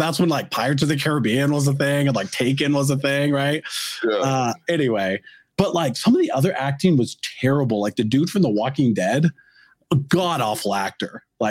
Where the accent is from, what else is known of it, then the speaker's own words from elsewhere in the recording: United States; as an American